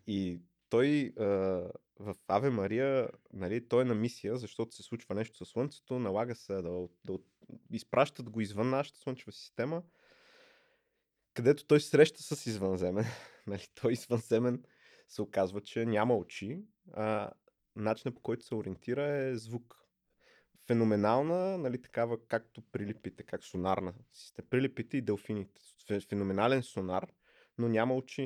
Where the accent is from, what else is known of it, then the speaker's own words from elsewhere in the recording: Plovdiv, Plovdiv Province, Bulgaria; Аз съм от Пловдив